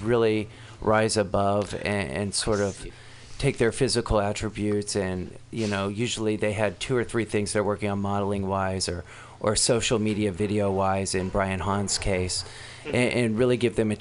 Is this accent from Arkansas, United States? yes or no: yes; Arkansas, United States; also born or lived in Los Angeles; now in San Francisco, United States; I'm from Arkansas originally